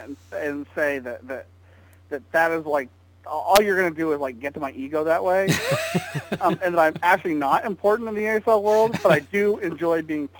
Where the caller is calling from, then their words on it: Columbus, Ohio, United States; From the lovely city of Columbus, Ohio.